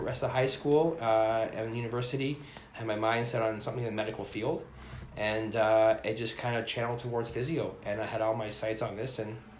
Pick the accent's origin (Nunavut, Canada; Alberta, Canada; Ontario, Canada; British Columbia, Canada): Ontario, Canada; I moved here from Ontario, from near London, Ontario, about an hour and a half outside of Toronto.